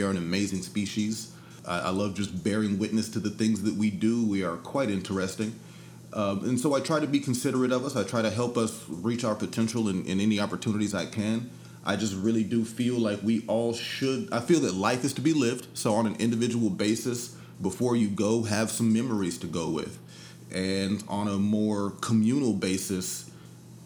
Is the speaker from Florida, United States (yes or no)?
no; San Antonio, Texas, United States; I grew up in San Antonio in the early 90s, and it was rough down there too.